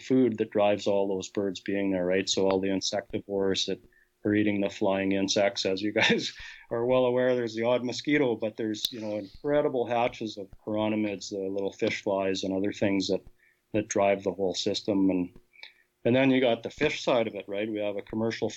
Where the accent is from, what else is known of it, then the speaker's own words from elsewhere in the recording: Portage la Prairie, Manitoba, Canada; How did I end up growing up in Portage La Prairie